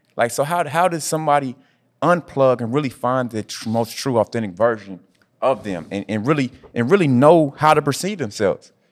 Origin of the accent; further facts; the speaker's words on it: Indianapolis, Indiana, United States; moved away; my hometown, Indianapolis